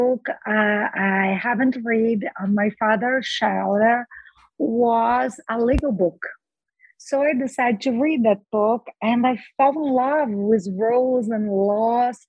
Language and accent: English; Brazil; English is a second language; I was born and raised in Brazil, and I've been a lawyer for 31 years